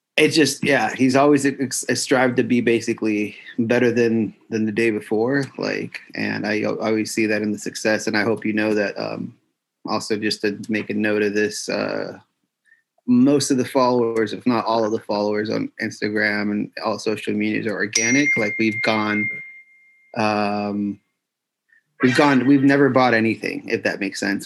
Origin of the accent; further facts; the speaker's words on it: Los Angeles, California, United States; I grew up in California. I'm from Los Angeles